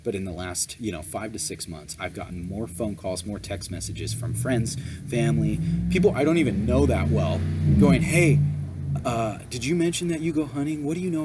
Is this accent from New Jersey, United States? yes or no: no; California, United States; we're from California